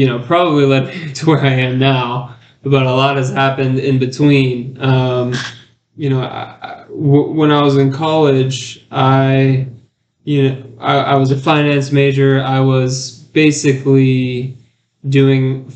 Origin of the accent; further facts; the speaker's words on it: Alpharetta, Georgia, United States; when I was a kid, I grew up in Alpharetta, Georgia